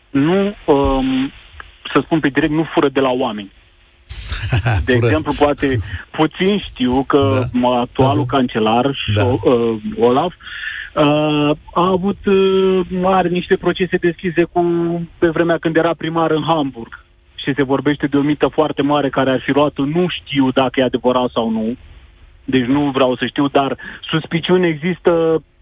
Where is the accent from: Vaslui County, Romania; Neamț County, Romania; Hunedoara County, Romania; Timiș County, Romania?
Timiș County, Romania; Timișoara; now in Germany; sunt din Germania.